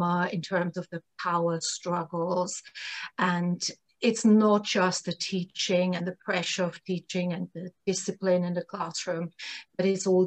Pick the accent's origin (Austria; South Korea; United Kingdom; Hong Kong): Austria; Vienna; moved away; I'm from Vienna, Austria, originally.